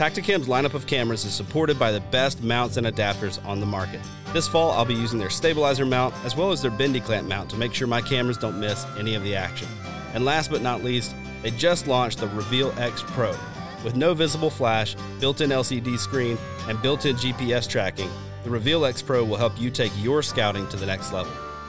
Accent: Deep South, United States; I grew up hunting in the Deep South, like I've said before.

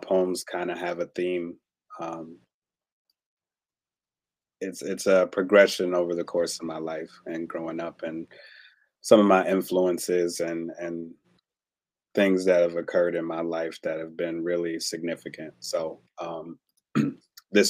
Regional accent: Chicago, Illinois, United States; now in Madison, United States; I hail from Madison, Wisconsin, by way of Chicago, Illinois. I was born there. I live here

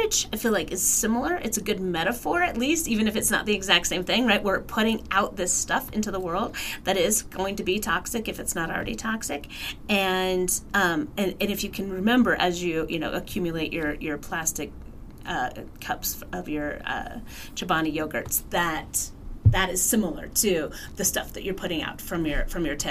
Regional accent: Salt Lake City, Utah, United States; now in Flagstaff, United States; I'm from Salt Lake City, and we had Costco's there

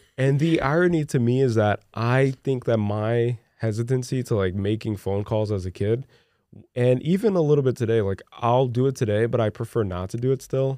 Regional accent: Brazil; English is a second language; moved away; you guys should have seen me growing up in Brazil

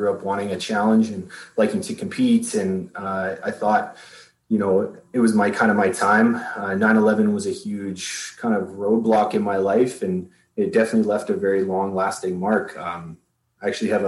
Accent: Canada; I'm a Canadian citizen

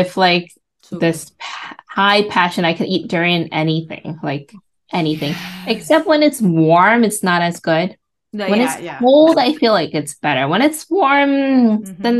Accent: New York City, New York, United States; moved away as an adult; also born or lived in Montreal, Canada / Seattle area; now in Renton, United States; I was born in Montreal, Canada. So, and then we came over by car when I was around 2. My dad drove down from Montreal like 10 hours into Brooklyn. And I've been in Brooklyn for 30 plus years

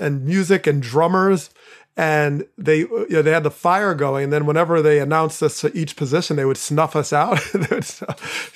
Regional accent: Teaneck, New Jersey, United States; moved away; my hometown was, you know, in, in a very intense spot for a while in Teaneck, New Jersey

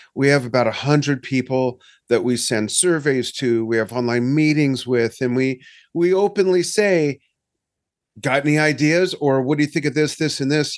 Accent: Los Angeles, California, United States; moved away; I'm from Los Angeles. I grew up a SoCal boy

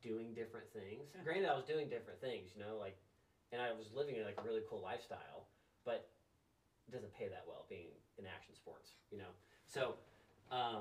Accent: Tornado Alley, United States; I'm from Tornado Alley

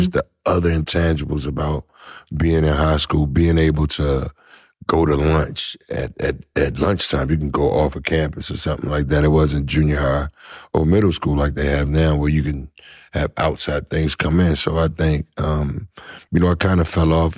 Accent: Washington, United States; I'm from Washington

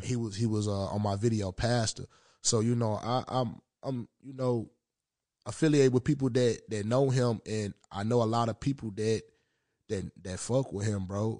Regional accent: Memphis, Tennessee, United States; now in Minnesota, United States; That's my hometown

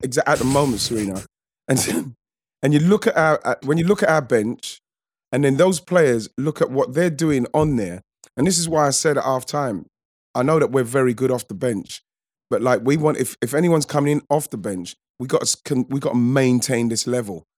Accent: England, United Kingdom; we're English

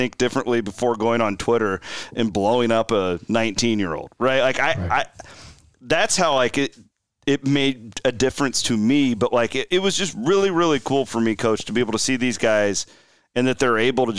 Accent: Clarinda, Iowa, United States; Bloom's the farthest thing from a kid from Clarinda, Iowa that you can possibly imagine.

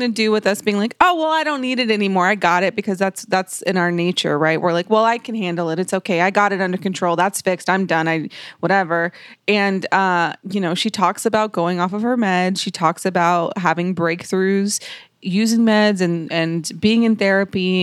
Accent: Dallas, Texas, United States; I'm originally from South Dallas

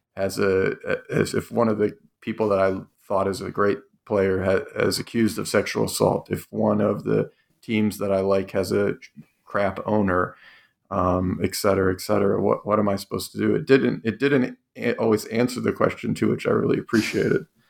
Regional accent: Cleveland, Ohio, United States; I grew up in Cleveland

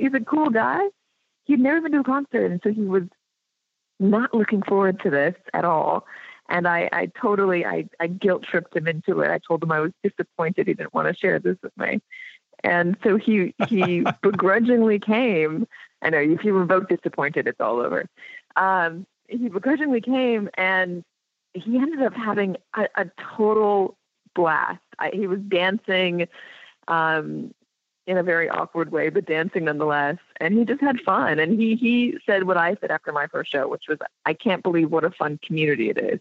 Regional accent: Los Angeles, California, United States; I grew up in Los Angeles

